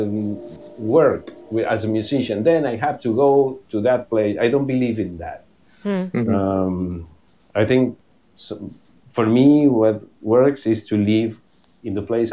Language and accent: English; Buenos Aires, Argentina; moved away as an adult; also born or lived in London; now in New York, United States; Considering what my mother would say, I never grew up. But the location was Buenos Aires.